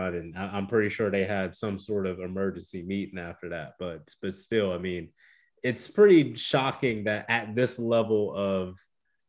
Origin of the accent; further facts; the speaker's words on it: Columbus, Ohio, United States; I grew up in Columbus, Ohio